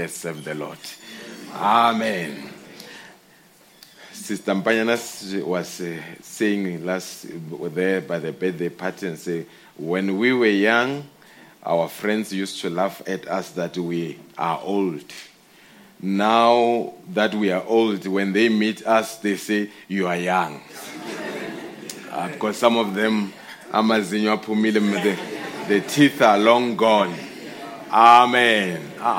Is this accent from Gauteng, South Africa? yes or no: yes; Mamelodi, Gauteng, South Africa; I grew up in Mamelodi, attended the school there until Mamelodi High School, where I did my JC.